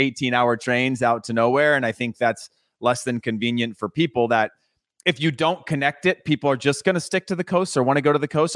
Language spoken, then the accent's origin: English; Modesto, California, United States; I'm from Modesto